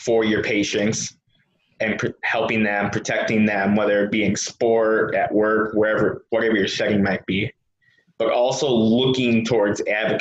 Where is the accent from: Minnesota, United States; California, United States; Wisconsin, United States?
Wisconsin, United States; I'm from Wisconsin